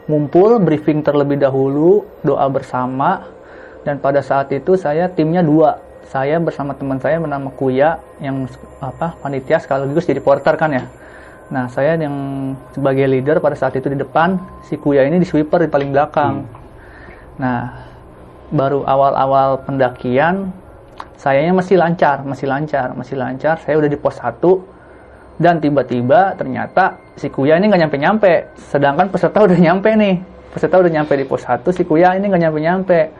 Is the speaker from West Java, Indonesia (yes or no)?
yes; Bekasi, West Java, Indonesia; Saya berasal dari Tambun, Bekasi. Jauh.